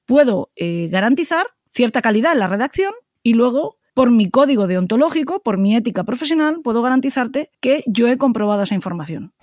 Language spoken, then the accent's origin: Spanish; Spain; somos maravillosos los españoles